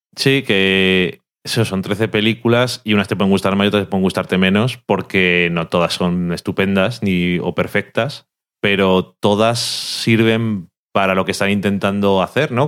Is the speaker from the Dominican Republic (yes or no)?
no; Burgos, Castile and León, Spain; yo soy de Burgos también y también me sé los pueblecicos